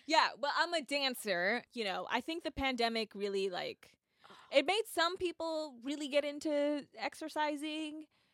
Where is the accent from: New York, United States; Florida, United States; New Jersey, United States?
New York, United States; moved away as an adult; now in Los Angeles, United States; I'm in New York. If you're new to the podcast, I live in LA, but I was born and raised in New York, and I'm back here for the holidays.